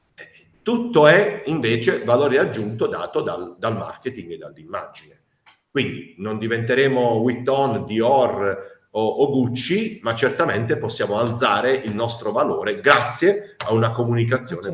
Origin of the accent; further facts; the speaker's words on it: Apulia, Italy; da noi. Eh, in Puglia